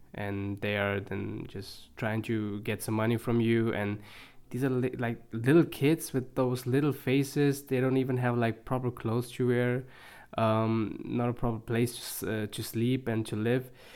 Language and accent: English; Germany; also born or lived in India; I was able to grow up here in Germany